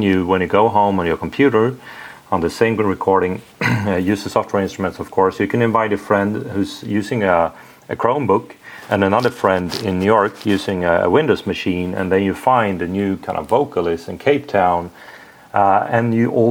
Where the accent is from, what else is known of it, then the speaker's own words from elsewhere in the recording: Sweden; English is a second language; I'm from Sweden